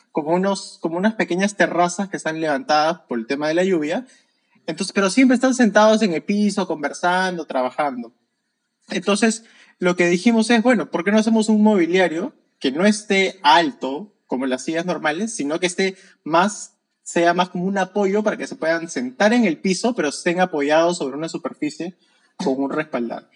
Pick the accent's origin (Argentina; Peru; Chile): Peru; soy de Perú